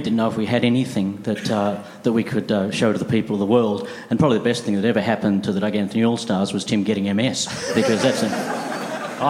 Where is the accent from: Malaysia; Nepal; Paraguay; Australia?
Australia; moved away; we came from Australia